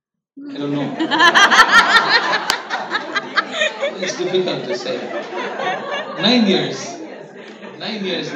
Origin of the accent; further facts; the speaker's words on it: India; we as Indian parents